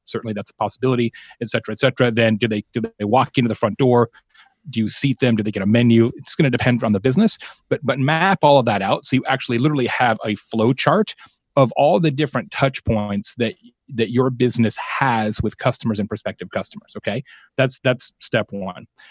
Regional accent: Arizona, United States; I'm from Arizona

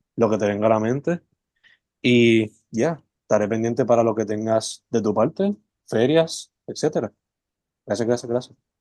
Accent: Sabana Grande, Puerto Rico; moved away as an adult; also born or lived in San Juan metro area, Puerto Rico; Yo soy original de Sabana Grande

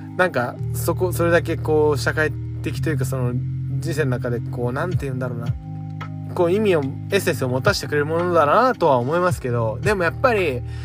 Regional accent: Tokyo, Japan; 東京で育ってるので本当に地元がないとか帰るところがないって思う

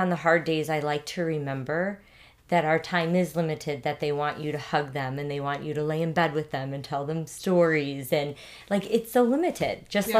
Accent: Northwest Indiana, United States; also born or lived in Schererville, Indiana / St. John, Indiana; I was born and raised in Northwest Indiana.

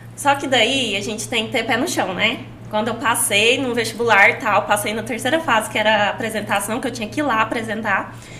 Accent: Caldas Novas, Goiás, Brazil; Minha mãe é do Paraná e meu pai é goiano. Aí eu nasci aqui.

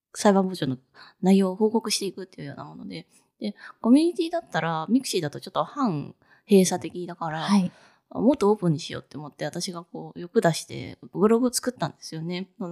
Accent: Fukuoka, Japan; moved away as an adult; also born or lived in Tokyo; 私福岡で育って、福岡の大学卒業して、就職のために東京に出てきたので

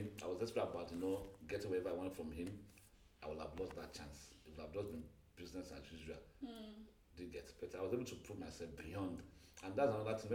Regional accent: Nigeria; Even though I'm not a Yoruba boy, I grew up among Yoruba

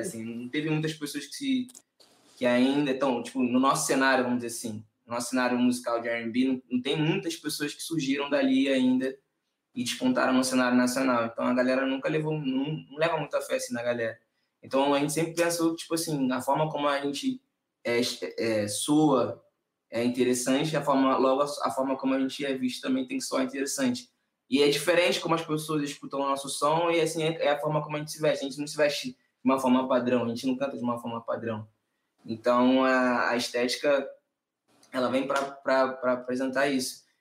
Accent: Nova Iguaçu, Rio de Janeiro, Brazil; Nova Iguaçu, assim, que é o lugar que eu sou, não é a Baixada inteira, mas o lugar onde a gente se criou

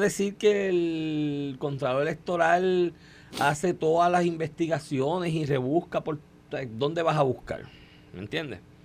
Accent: Puerto Rico

